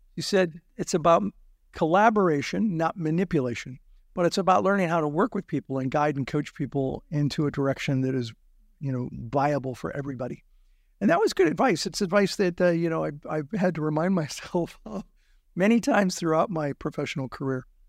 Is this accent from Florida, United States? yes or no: no; Azusa, California, United States; also born or lived in Pittsburgh / South Central Los Angeles; I grew up in Azusa, California, the Azusa area